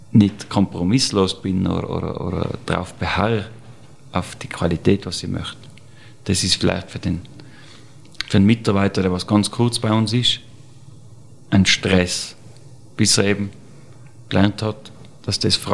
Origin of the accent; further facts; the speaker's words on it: Tyrol, Austria; Mit 14 nach Wien als Tiroler, das ist ja unvorstellbar.